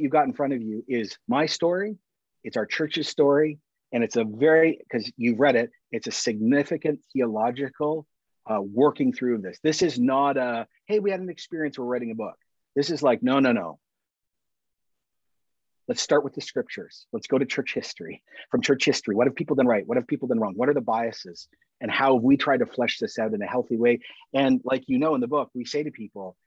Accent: Canada; also born or lived in Toronto; I'm Canadian

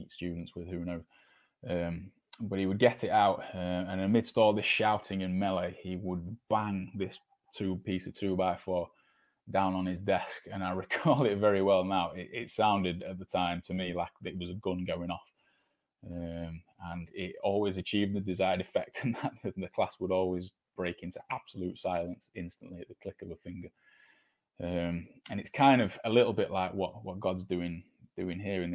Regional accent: United Kingdom; as British people, it feels somehow built into our mentality

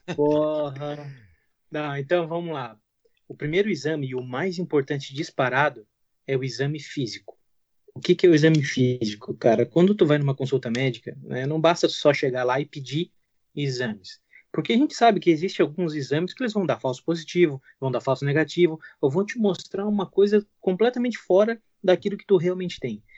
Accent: southern Santa Catarina, Brazil; eu sou daqui de Santa Catarina, do sul de Santa Catarina

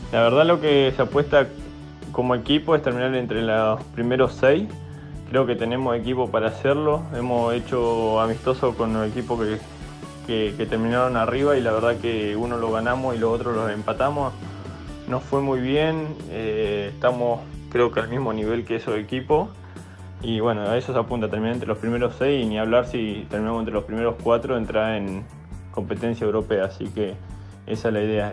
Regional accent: Neuquén, Argentina; moved away; yo soy de Neuquén

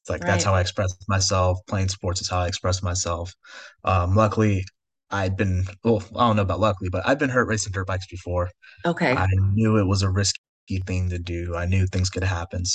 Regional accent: California, United States; we grew up in California

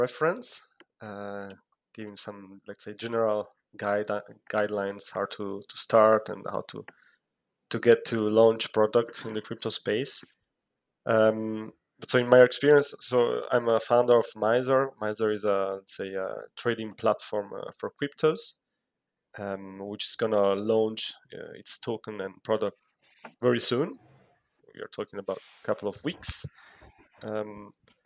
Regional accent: Italy; moved away as an adult; I'm originally from Italy.

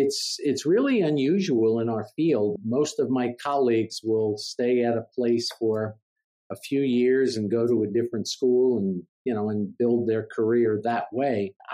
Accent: Jersey City, New Jersey, United States; moved away as an adult; also born or lived in New York City / Blacksburg, Virginia; I was born in New York City and grew up and raised in Jersey City, New Jersey.

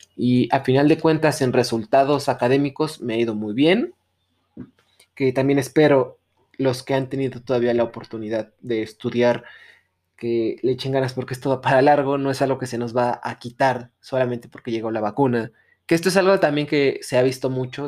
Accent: Mexico; como sociedad mexicana

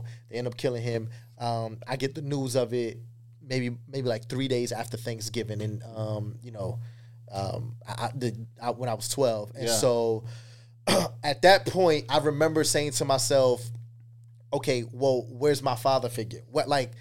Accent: Tampa, Florida, United States; also born or lived in Queens, New York; I say Tampa because this is where I got my first fight

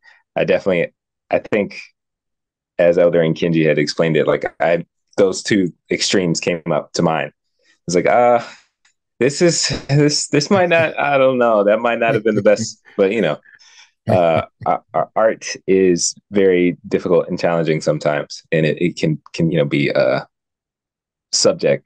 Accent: United States; as American citizens

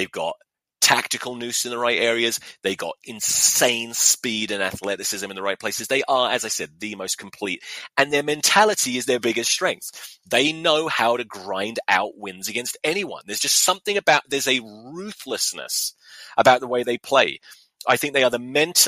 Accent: England, United Kingdom; as an Englishman

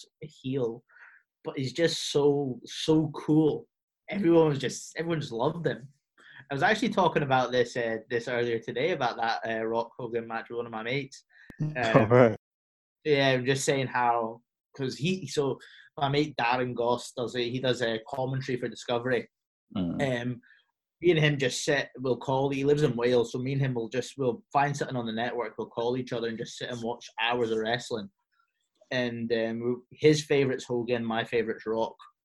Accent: Cyprus; moved away; I grew up in Cyprus

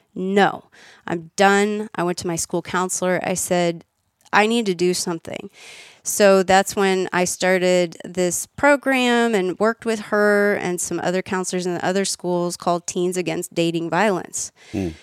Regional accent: Austin, Texas, United States; also born or lived in Kansas / Virginia; I was born in Kansas, and then lived in Virginia, and then when I was ten, moved to Austin

